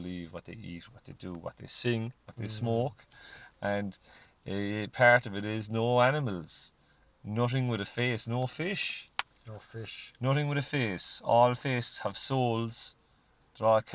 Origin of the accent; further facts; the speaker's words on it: Ireland; we're Irish